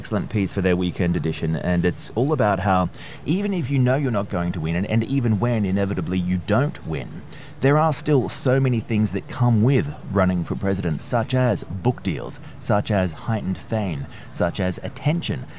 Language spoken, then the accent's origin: English; Australia; now in United Kingdom; You and I, of course, are based in the United Kingdom. I'm originally from Australia